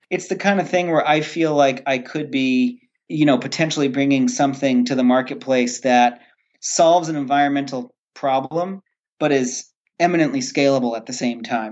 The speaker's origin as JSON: {"language": "English", "region": "Rhode Island", "country": "United States", "moved": "as an adult", "lives_now": "Maine, United States", "said": "I am originally from Rhode Island, and I was living and working in Rhode Island"}